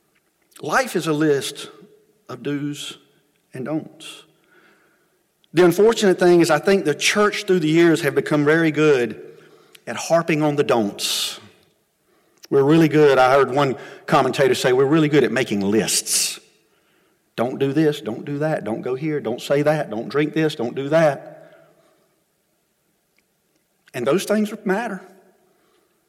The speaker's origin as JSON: {"language": "English", "country": "United States", "said": "we as Americans, and even as American followers of Christ"}